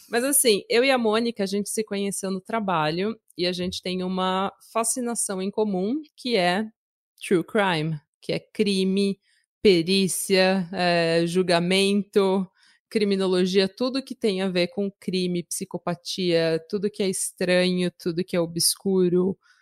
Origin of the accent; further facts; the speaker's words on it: Brazil; moved away as an adult; now in Norway; eu sou brasileira, mas moro na Noruega há 10 anos.